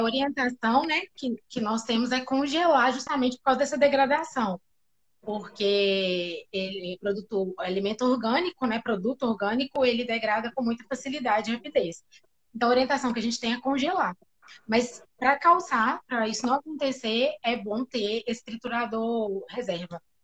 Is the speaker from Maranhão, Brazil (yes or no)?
no; interior of Minas Gerais, Brazil; eu sou de Minas, né? Sou do interior de Minas